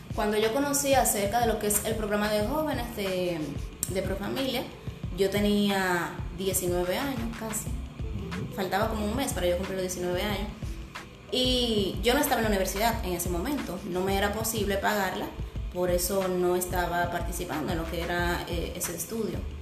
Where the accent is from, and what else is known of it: San Francisco de Macorís, Duarte, Dominican Republic